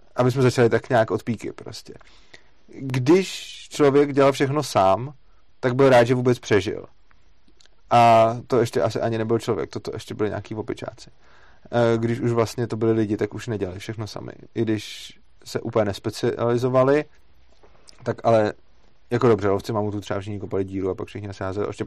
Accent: Czechia; tady v Čechách

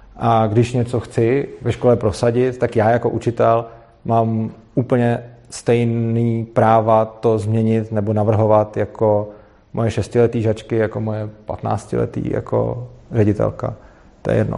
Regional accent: Prague, Czechia; já jsem z Prahy, ale učím v Brně

